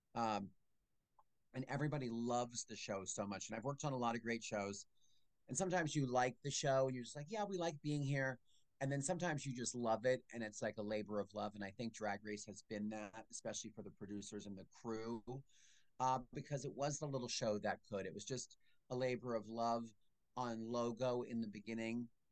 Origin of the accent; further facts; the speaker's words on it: Allentown, Pennsylvania, United States; I'm from Allentown